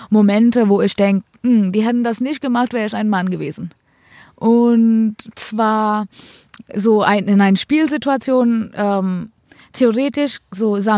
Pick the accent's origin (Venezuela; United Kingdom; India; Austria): India; now in Germany; Ich darf nochmal, falls ich jetzt in Indien spielen will und gut genug bin, ähm, darf ich zurückwechseln.